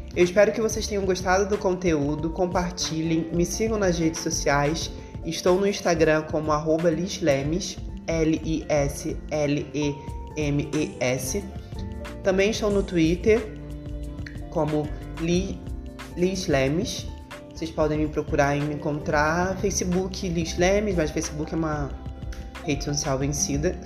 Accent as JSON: {"language": "Portuguese", "region": "Rio de Janeiro", "country": "Brazil", "tie": "born or raised there", "said": "eu sou nascida e criada na Zona Oeste do Rio, no bairro de Realengo"}